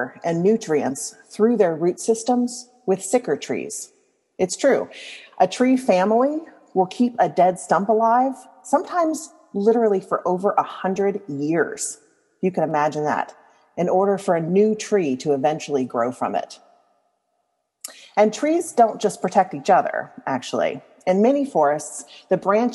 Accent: Louisiana, United States; I grew up in Louisiana

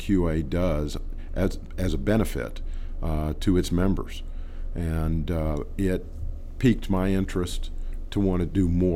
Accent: Texas, United States; I'm from Texas. I live down on the border.

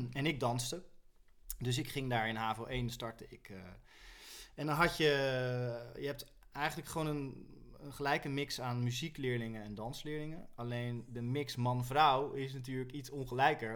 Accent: Rotterdam, South Holland, Netherlands; ik kom uit Rotterdam

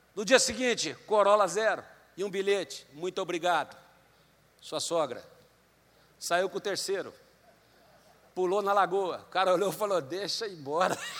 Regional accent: Londrina, Paraná, Brazil; moved away as an adult; Eu fui criado aqui em Londrina até 17 anos. Né? Depois eu saí, nunca mais voltei para a cidade

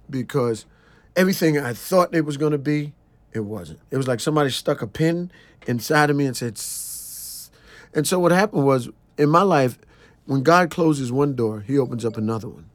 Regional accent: New York City, New York, United States; I'm a kid from Brooklyn, and I had never been outside of New York

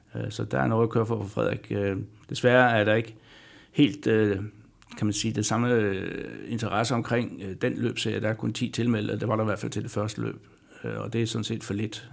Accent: Denmark; som dansker

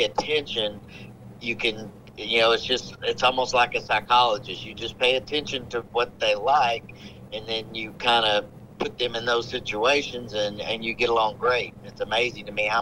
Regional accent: Hot Springs, Arkansas, United States; my hometown, Hot Springs, Arkansas, at Oakland Park

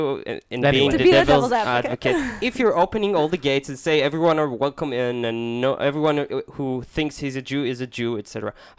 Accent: Minnesota, United States; accent: Minnesota; Yeah. It's my Minnesota accent.

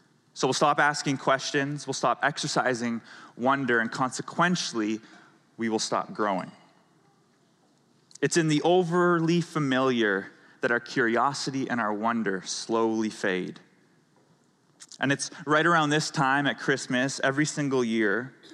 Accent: Canada; moved away; I'm from Canada.

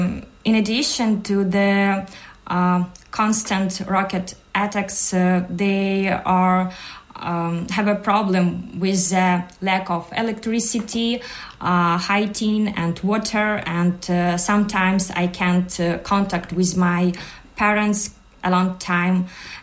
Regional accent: Donetsk Oblast, Ukraine; English is a second language; moved away as an adult; also born or lived in Kyiv, Ukraine; now in Sligo, Ireland; I was born and spent my school years in Donetsk region. My hometown has been under occupation for many years.

